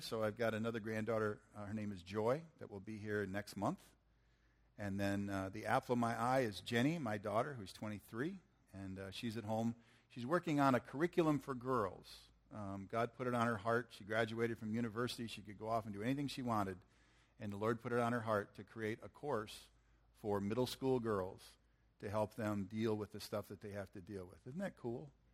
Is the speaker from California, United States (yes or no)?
no; Michigan, United States; I'm from Michigan